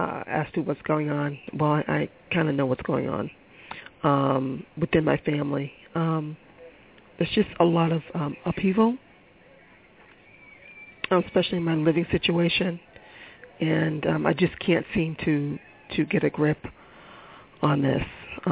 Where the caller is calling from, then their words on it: Boston, Massachusetts, United States; I'm calling from Boston.